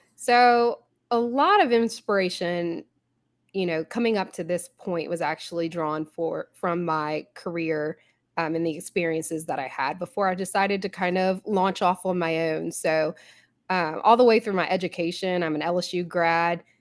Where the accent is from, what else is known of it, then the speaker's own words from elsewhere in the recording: Baton Rouge, Louisiana, United States; I am in Baton Rouge, Louisiana. This is actually my hometown